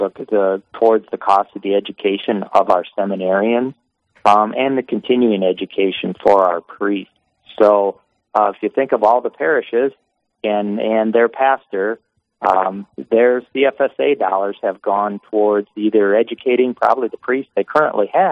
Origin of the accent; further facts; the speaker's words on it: Diocese of Sioux Falls, South Dakota, United States; I was born and raised in the Diocese of Sioux Falls